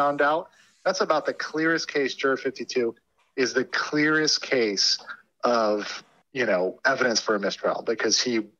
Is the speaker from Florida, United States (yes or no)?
yes; Florida, United States; my home state of Florida